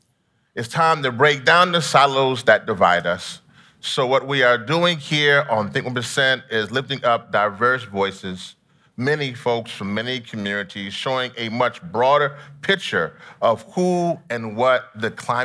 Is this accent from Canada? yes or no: no; Trinidad & Tobago; also born or lived in Louisiana, United States; Listen, I'm from Trinidad and Louisiana, so we do Mardi Gras and carnival.